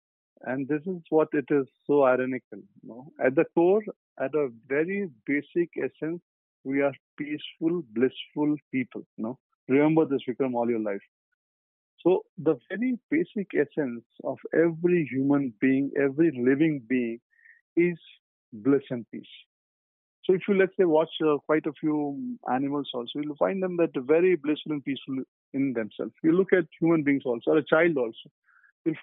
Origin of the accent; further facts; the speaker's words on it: Kolkata, West Bengal, India; I grew up in Calcutta, as I've mentioned earlier. So Calcutta is Durga Puja.